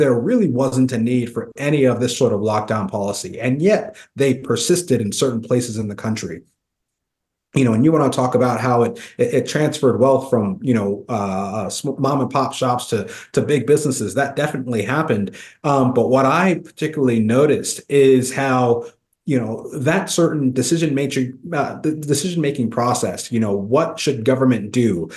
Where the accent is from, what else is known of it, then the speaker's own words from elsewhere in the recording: Kansas, United States; my home state of Kansas